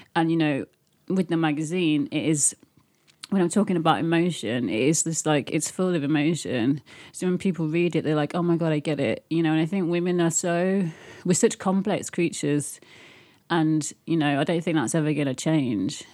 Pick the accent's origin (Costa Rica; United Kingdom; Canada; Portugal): United Kingdom; Birmingham, West Midlands; moved away; also born or lived in Leeds / London; I grew up in Birmingham, unfortunately, and then I moved to Yorkshire, and then I moved to London